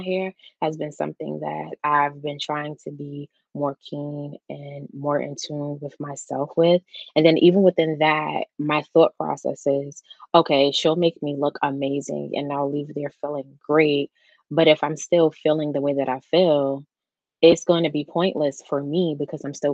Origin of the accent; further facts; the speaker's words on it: New York, United States; I'm from New York.